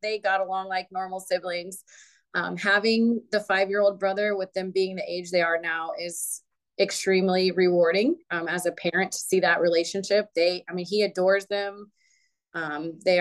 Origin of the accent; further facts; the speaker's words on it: Sanford, Florida, United States; I was born actually in Sanford, Florida. I grew up with both my parents. My mom and dad both work for the Seminole County Public Schools